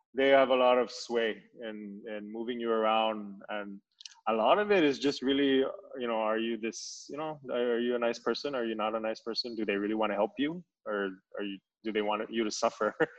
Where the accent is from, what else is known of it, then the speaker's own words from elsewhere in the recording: Saipan, Northern Mariana Islands; I'm from Saipan